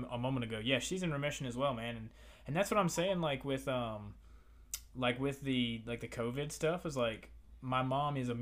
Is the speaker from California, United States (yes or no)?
no; Virginia, United States; now in Florida, United States; we're not from Florida, we're from Virginia